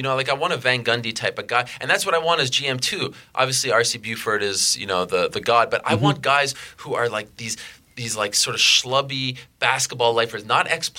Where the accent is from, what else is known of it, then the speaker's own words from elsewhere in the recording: Montreal, Quebec, Canada; I grew up in Montreal